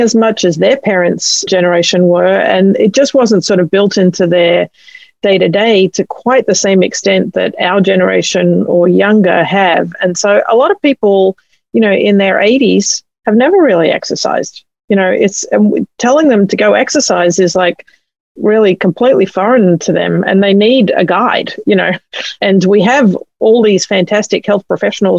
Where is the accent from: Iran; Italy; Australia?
Australia; now in United States; You can probably tell I'm from Australia